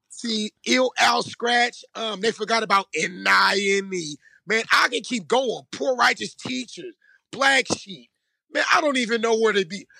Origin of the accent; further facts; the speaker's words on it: Vallejo, California, United States; I'm from Vallejo. We all from the same city